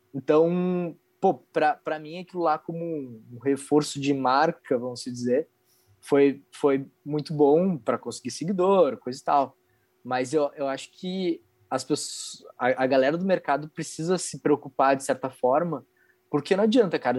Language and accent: Portuguese; Curitiba, Paraná, Brazil; now in Porto Alegre, Brazil; eu não sou daqui de Porto Alegre, né? Eu sou de Curitiba